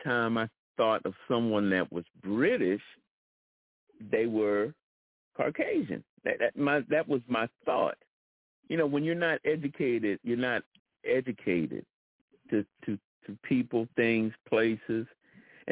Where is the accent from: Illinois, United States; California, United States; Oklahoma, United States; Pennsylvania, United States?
Pennsylvania, United States; Philadelphia; I'm from Philadelphia.